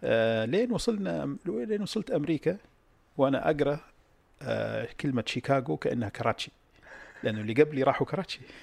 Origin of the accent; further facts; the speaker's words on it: Saudi Arabia; انا طلعت من السعوديه في اكتوبر 74